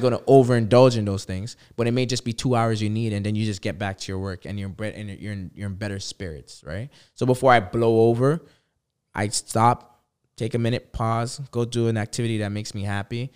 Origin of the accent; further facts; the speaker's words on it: Toronto, Ontario, Canada; I'm from Toronto